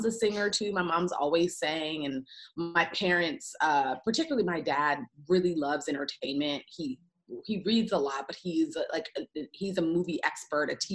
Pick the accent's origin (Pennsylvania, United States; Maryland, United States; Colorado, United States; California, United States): Maryland, United States; Gaithersburg; moved away as an adult; also born or lived in Washington, D.C.; now in Los Angeles, United States; So I grew up in the suburbs of DC. So I grew up in Gaithersburg, Maryland